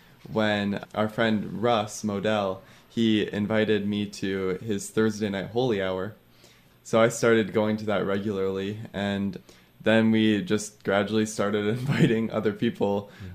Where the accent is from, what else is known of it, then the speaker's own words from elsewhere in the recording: Marquette, Michigan, United States; So I grew up in Marquette and have been going to St. Peter's my whole life.